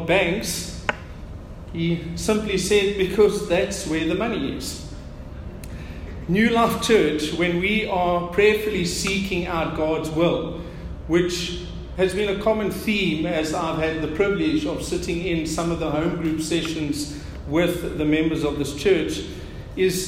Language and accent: English; South Africa; our South African native language